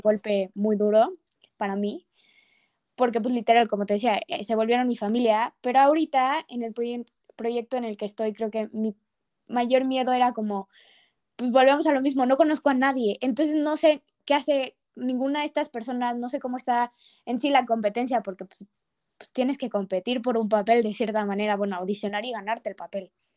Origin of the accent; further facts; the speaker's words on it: Mexico City, Mexico; yo siendo de Ciudad de México